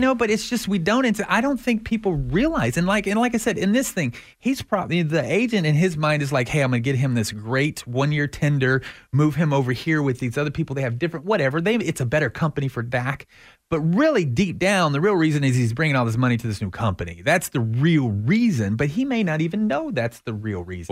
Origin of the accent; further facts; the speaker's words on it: Texas, United States; I'm from Texas